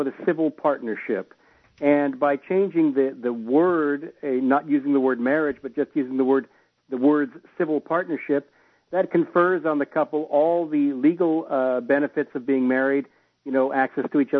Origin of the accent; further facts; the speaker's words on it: California, United States; now in Scotland, United Kingdom; I'm from California originally